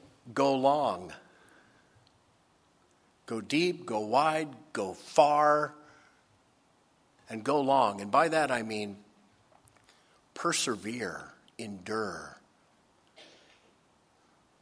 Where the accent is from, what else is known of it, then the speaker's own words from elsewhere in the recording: Dayton, Ohio, United States; moved away; When I grew up in Ohio. I spent about 4 or 5 years there. Dayton, Ohio.